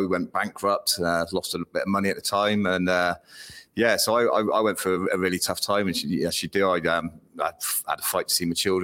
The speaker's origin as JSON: {"language": "English", "town": "Weston-super-Mare", "region": "South West England", "country": "United Kingdom", "said": "I'm from Weston-super-Mare."}